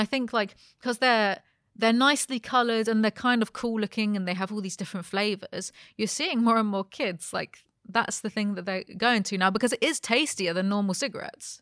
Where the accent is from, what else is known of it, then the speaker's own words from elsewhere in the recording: United Kingdom; I grew up being British.